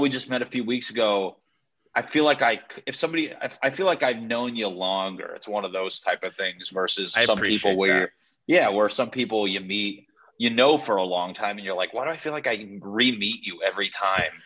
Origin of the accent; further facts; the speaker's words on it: Connecticut, United States; moved away; I'm from Connecticut